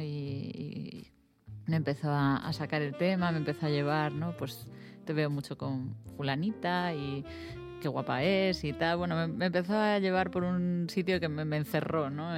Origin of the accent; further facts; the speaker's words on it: A Coruña, Galicia, Spain; yo soy coruñesa